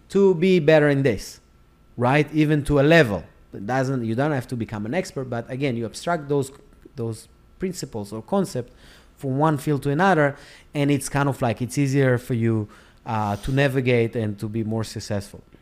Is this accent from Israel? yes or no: yes; Israel; moved away as an adult; now in United States; I live in America. I was born and raised in Israel